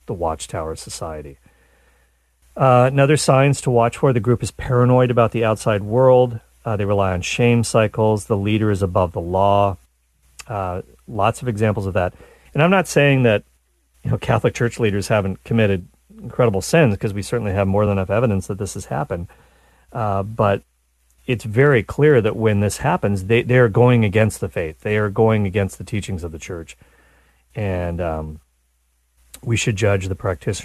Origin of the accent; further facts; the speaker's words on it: Nova Scotia, Canada; There's a big Mormon community where I grew up in Nova Scotia, Canada